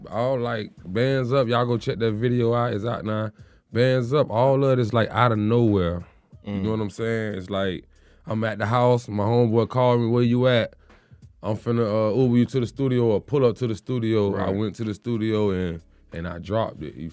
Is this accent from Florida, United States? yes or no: yes; Deerfield Beach, Florida, United States; I'm from Broward County, Florida. Okay. Deerfield Beach, exit 42.